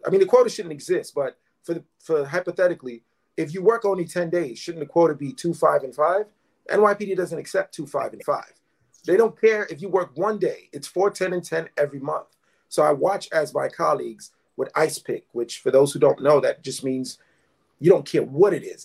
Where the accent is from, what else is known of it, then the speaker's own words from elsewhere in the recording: New York City, New York, United States; I was born and raised in East Flatbush, Brooklyn. That's where I still live.